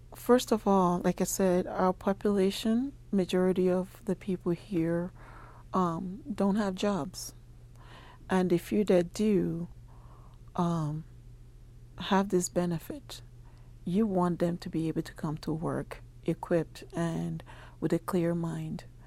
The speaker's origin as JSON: {"language": "English", "country": "Nigeria", "moved": "as an adult", "lives_now": "Albuquerque, United States", "said": "I'm originally from Nigeria. I have been in, uh, Albuquerque for twenty-three years now."}